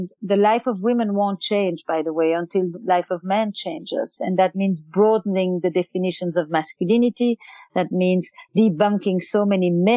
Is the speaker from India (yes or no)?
no; Antwerp, Flanders, Belgium; English is a second language; now in New York, United States; I'm from Flemish Belgium, you know that, I mean, that's already very good to know that I would probably be speaking Flemish. I was actually schooled in Flemish my entire childhood.